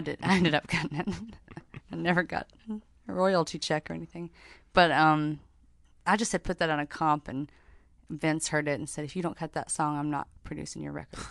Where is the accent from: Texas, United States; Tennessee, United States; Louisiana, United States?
Tennessee, United States; Knoxville; now in Nashville, United States; from Knoxville, but live in Nashville